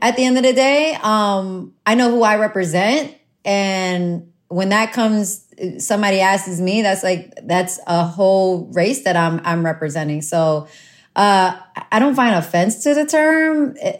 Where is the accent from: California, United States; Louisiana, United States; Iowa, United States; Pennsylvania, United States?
Louisiana, United States; New Orleans; also born or lived in Honduras; I'm from New Orleans. I I grew up in New Orleans. I was there since I was 2 years old.